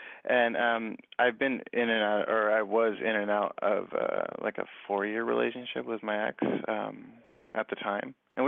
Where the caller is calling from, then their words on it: Inland Empire, California, United States; I'm calling from the Inland Empire.